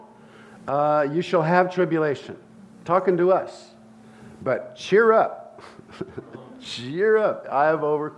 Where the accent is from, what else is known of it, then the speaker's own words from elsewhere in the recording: Santa Barbara, California, United States; I grew up in Santa Barbara, California